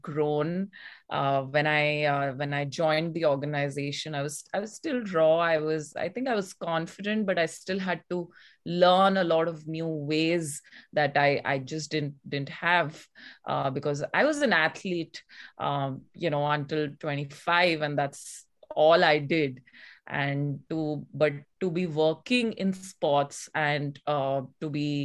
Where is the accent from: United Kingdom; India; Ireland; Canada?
India; also born or lived in United States; I'm from India. I used to play table tennis on the Indian national team.